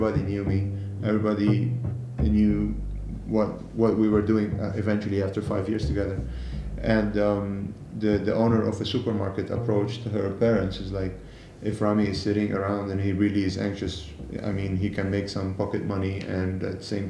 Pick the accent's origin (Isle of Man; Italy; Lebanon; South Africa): Lebanon; moved away as an adult; also born or lived in Rotterdam, Netherlands